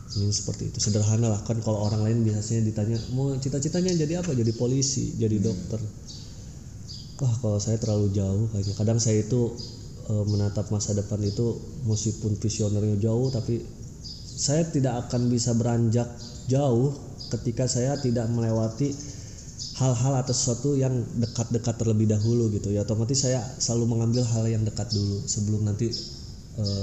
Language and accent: Indonesian; Banten, Indonesia; also born or lived in Garut; sebenarnya kalau lahir saya itu di Garut. Lahir di Garut dan pada saat itu kebetulan juga orang tua bertugas atau dapat tugas di Banten.